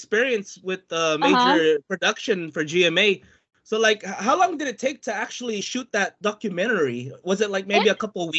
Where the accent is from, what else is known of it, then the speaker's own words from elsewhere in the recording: Philippines; moved away; also born or lived in United States; I'm a Filipino American, like galing din ako sa Pinas.